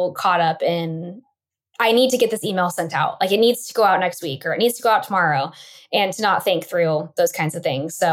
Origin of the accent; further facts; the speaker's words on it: Boise, Idaho, United States; my hometown of Boise, Idaho